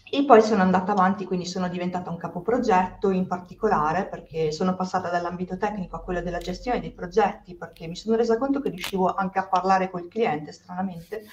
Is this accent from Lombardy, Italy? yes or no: no; Sicily, Italy; also born or lived in Trentino / Milan; now in Dubai, United Arab Emirates; sono siciliana sono poi andata a vivere in Trentino dove tra le altre cose ho studiato